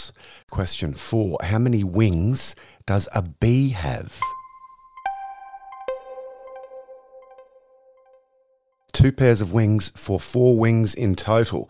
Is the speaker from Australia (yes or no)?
yes; Australia; I'm from Australia, not the UK